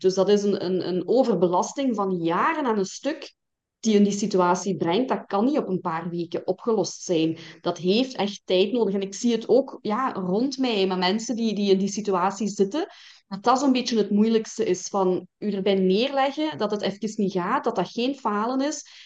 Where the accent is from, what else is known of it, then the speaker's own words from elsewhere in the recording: Belgian Limburg, Flanders, Belgium; Ik ben afkomstig uit Limburg, Belgisch Limburg dan, hè? zoals dat je waarschijnlijk kunt horen